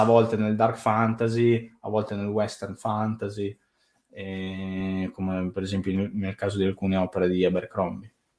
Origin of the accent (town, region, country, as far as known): Italy